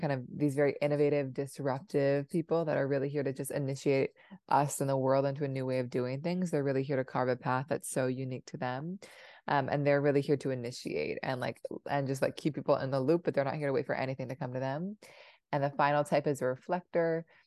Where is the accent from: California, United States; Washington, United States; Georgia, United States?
Washington, United States; Seattle; also born or lived in Providence, Rhode Island; I grew up in Seattle